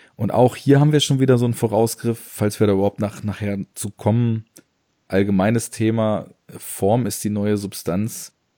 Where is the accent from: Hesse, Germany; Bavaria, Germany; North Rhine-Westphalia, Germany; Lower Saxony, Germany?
Lower Saxony, Germany; Braunschweig; ich komme ja aus Braunschweig